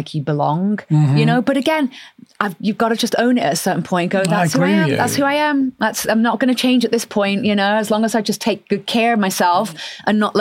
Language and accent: English; Oldham, North West England, United Kingdom; moved away; also born or lived in Manchester; I grew up in Northern England, I grew up in a very sort of, you know, working class, tough Northern family.